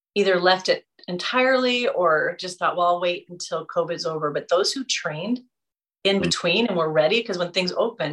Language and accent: English; Seattle, Washington, United States; I'm from Seattle, America